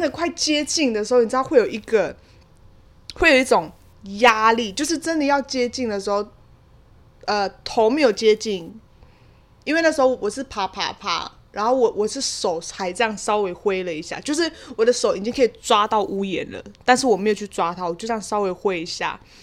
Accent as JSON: {"language": "Chinese", "region": "Kaohsiung", "country": "Taiwan", "tie": "born or raised there", "said": "就是在我老家，就是在我高雄山上的老家"}